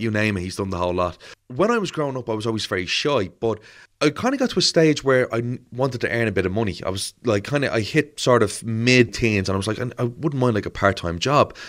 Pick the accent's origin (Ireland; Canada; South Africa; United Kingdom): Ireland; Dublin, Leinster; I'm born in Crumlin, born and raised in Crumlin